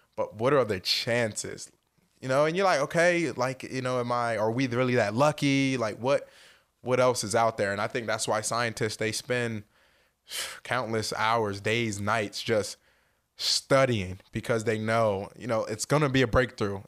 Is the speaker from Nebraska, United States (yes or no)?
no; Salem, New Jersey, United States; moved away as an adult; also born or lived in Madison, Wisconsin; now in Indianapolis, United States; growing up in South New Jersey, that small knit community